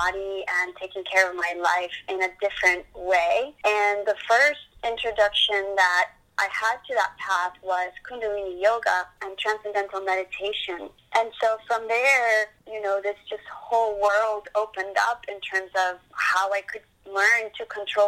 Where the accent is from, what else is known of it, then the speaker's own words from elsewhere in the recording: Colombia; now in Boca Raton, United States; I'm from Colombia